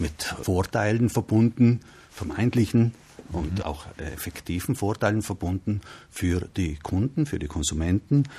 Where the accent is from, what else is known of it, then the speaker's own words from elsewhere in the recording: South Tyrol, Trentino-Alto Adige, Italy; bei uns in Südtirol